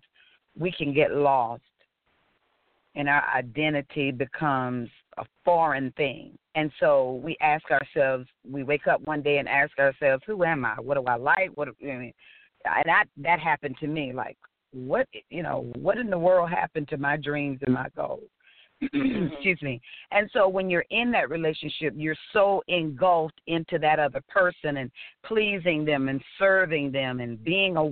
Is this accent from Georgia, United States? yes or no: yes; Augusta, Georgia, United States; I'm a country girl. I am from Augusta, Georgia. I'm so proud to be from Georgia. I love my home